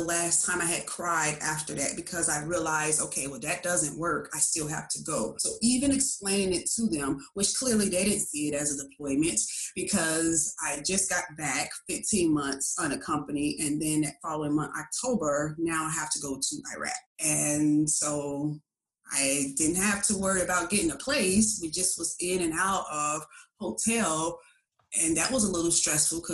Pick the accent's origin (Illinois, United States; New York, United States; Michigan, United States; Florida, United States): Illinois, United States; Chicago; moved away as an adult; growing up in Chicago